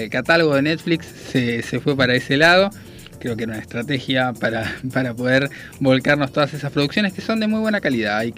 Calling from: Vicente López, Buenos Aires Province, Argentina; de Vicente López, como siempre escuchándolos, buen programa.

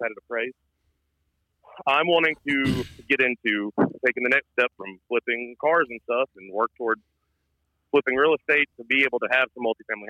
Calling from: Good Hope, Georgia, United States; I'm in Good Hope, Georgia, right outside of Athens, Georgia.

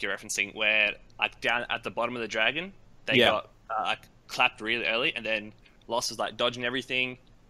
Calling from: Adelaide, South Australia, Australia; I'm calling from Adelaide, Australia.

